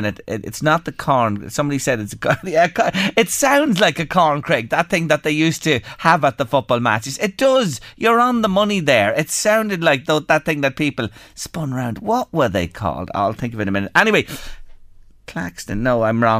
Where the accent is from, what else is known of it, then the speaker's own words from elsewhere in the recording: Drogheda, Leinster, Ireland; my hometown club